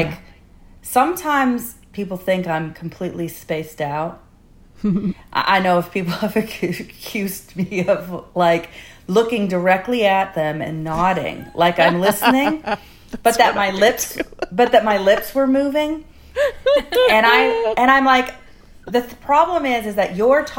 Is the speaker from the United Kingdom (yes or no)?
no; Canada; a middle-aged woman from Canada